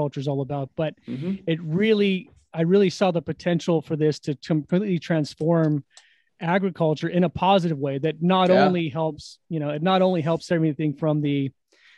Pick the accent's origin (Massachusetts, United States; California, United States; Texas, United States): California, United States; Sacramento; I grew up in California, actually. I grew up in Sacramento